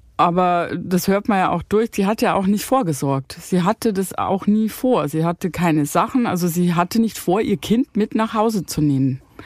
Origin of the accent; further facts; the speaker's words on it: Bavaria, Germany; accent: Bavarian; also born or lived in Cologne; ich liebe meine bayerische Heimat, wo ich aufgewachsen bin.